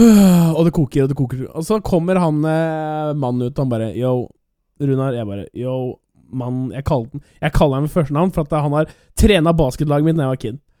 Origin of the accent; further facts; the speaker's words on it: Norway; jeg er norsk